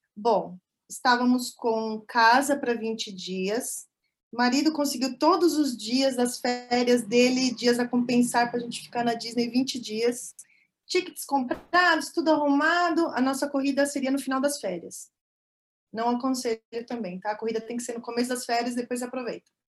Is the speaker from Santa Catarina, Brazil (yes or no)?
no; São Paulo, Brazil; moved away as an adult; also born or lived in near Toronto, Canada; now in Canada; sou de São Paulo, capital, mas estou morando há três anos e meio no Canadá, pertinho de Toronto